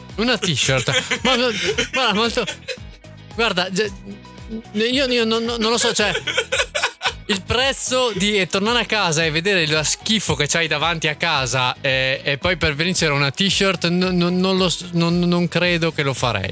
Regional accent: Verona, Veneto, Italy; a noi da veronesi

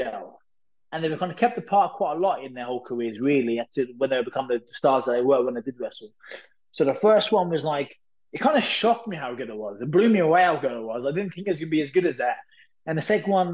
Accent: Lowestoft, East of England, United Kingdom; I was working at a pub called Notley's in my hometown called Lowestoft

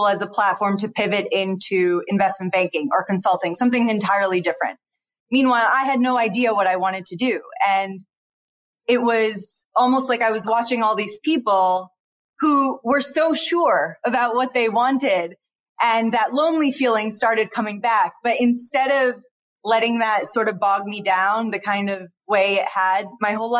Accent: Detroit, Michigan, United States; born and raised in Detroit

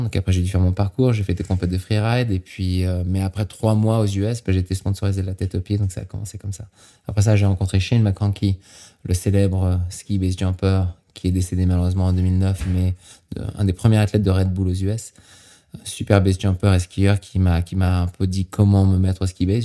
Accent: Normandy, France; also born or lived in Saint-Gervais, Mont Blanc massif; now in United States; je suis né en Normandie

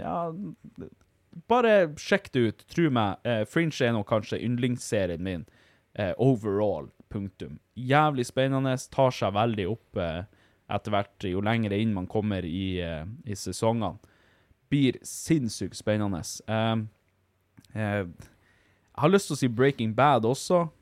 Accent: Finnmark, Norway; Vi er finnmarkinger

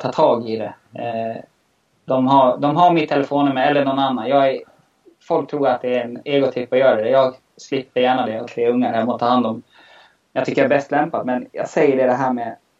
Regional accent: Mora, Dalarna County, Sweden; accent: dalmål; moved away; also born or lived in Stockholm; … kallades jag då eftersom mitt dalmål

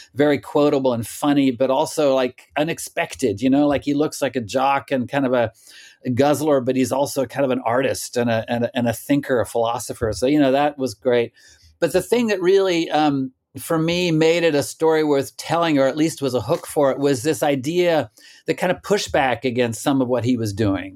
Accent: Stillwater, Oklahoma, United States; now in Brooklyn, New York, United States; I also grew up in Oklahoma, was born there and grew up there

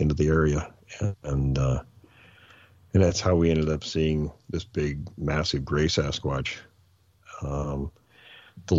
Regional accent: near Mount Rainier in Washington, United States; I grew up near Mount Rainier in Washington

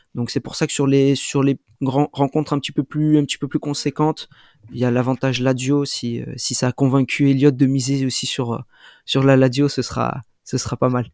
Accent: France; en tant que Français

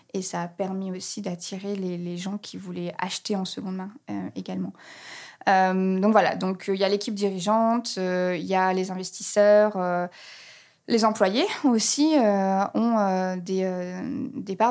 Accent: Reims, Grand Est, France; moved away as an adult; also born or lived in Grenoble; now in Berlin, Germany; je suis née à Grenoble, j'ai grandi à Reims, voilà, et ça fait maintenant plus de dix ans que j'habite à Berlin, en Allemagne

